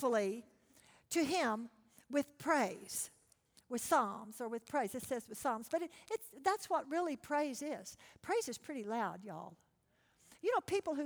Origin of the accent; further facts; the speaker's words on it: Texas, United States; I'm from Texas